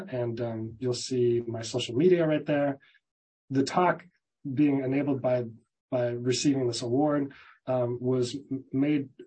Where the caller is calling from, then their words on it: Merced, California, United States; I'm joining from Merced, California